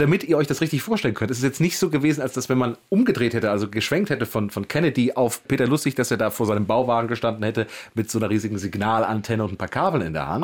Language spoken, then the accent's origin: German; Wrocław, Lower Silesian Voivodeship, Poland; now in Berlin, Germany; ich bin aus Breslau